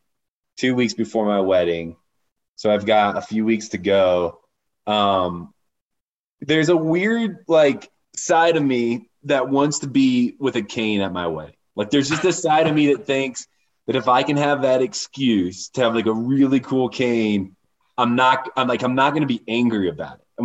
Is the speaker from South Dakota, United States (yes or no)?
no; Warsaw, Indiana, United States; I grew up in Indiana in a small town. It's called Warsaw, Indiana. I actually grew up on a side of it called Winona Lake